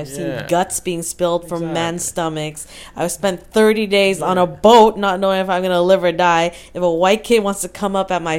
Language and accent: English; Vancouver, British Columbia, Canada; also born or lived in Laval, Quebec; I was actually born in Quebec, but I grew up in Vancouver, so I actually have no idea what it's like to live in Quebec, and I don't speak French or anything like that.